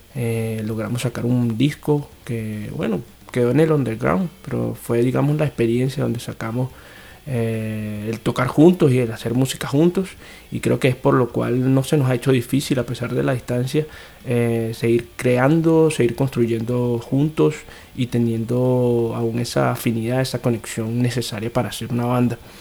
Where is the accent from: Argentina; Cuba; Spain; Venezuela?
Venezuela; now in São Paulo, Brazil; somos cuatro venezolanos que estamos, digamos, regados por cuatro países distintos en América Latina